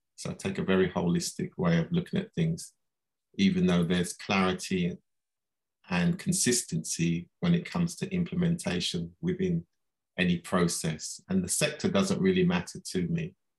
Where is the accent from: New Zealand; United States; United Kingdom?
United Kingdom; London; I was born here in London